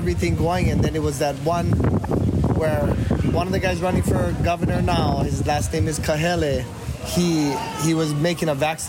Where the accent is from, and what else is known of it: Hawaii, United States; born or raised there